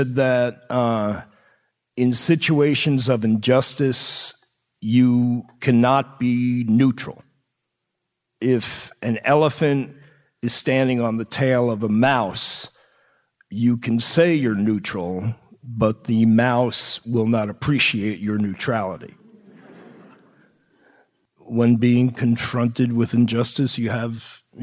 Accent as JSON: {"language": "English", "area": "Long Island", "region": "New York", "country": "United States", "tie": "born or raised there", "said": "I grew up on Long Island."}